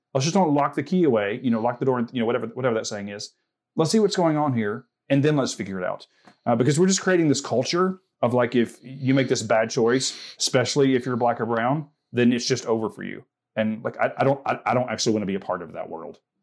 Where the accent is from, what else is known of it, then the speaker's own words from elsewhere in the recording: the South, United States; growing up in the South